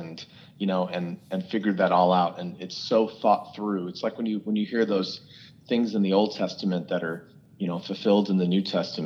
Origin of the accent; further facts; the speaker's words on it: Phoenix, Arizona, United States; growing up in Phoenix, I had some amazing musical mentors